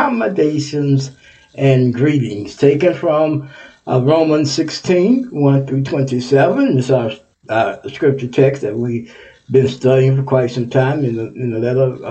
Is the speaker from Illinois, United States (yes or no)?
no; Texas, United States; Texas is my home state